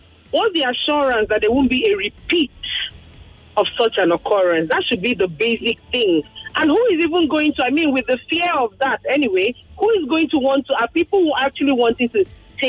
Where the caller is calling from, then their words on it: Lagos, Nigeria; I'm calling you from Lekki.